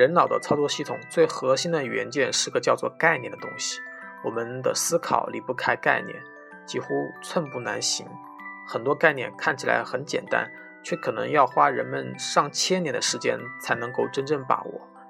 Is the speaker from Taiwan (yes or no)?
no; Northeast China, China; 在我们东北老家，这叫够意思。